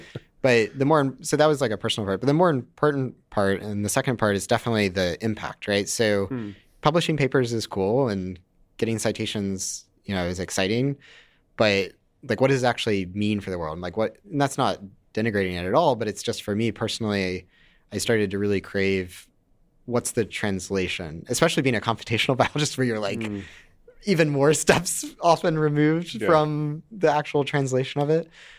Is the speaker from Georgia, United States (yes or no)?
yes; Duluth, Georgia, United States; Georgia, but I don't have the accent, as you might have noticed. I listen to too much NPR as a kid. The rest of my family has very thick Southern accents.